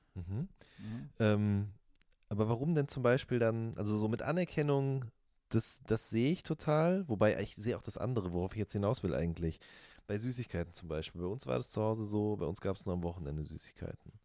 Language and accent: German; Ruhr area, North Rhine-Westphalia, Germany; ich komme aus dem Ruhrgebiet